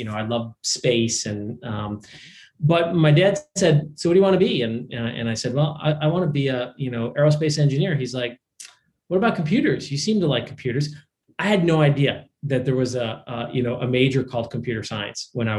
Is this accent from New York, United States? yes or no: yes; Minoa, New York, United States; I grew up in a little town called Manoa, New York, which is in central New York, outside of Syracuse